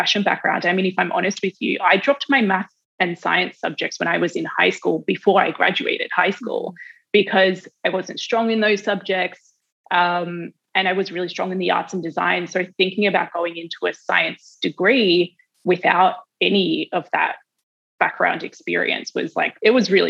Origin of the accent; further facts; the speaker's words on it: Australia; moved away as an adult; also born or lived in New York; I'm Australian.